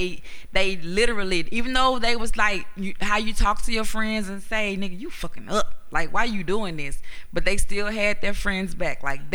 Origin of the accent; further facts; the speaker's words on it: Houston, Texas, United States; I'm from Houston. It was shot in Houston. We don't talk like that.